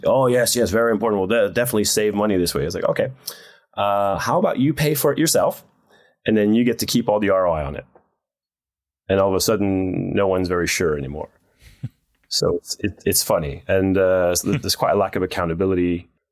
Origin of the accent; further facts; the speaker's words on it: Netherlands; moved away as an adult; also born or lived in United States; I grew up in Holland